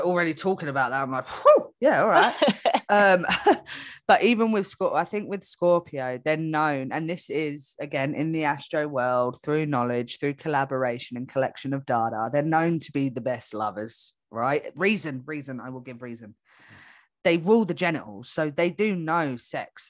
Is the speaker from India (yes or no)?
no; England, United Kingdom; now in Australia; I'm from England and I live in Australia